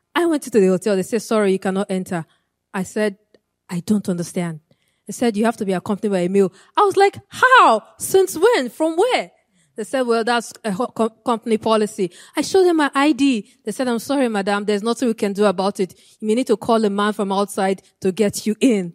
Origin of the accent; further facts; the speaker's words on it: Nigeria; moved away; I'm from Nigeria. And my home state in Nigeria